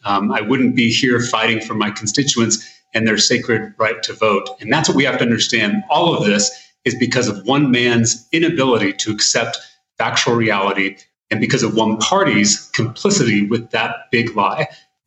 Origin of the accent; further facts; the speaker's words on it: Texas, United States; And I'm also a Texan.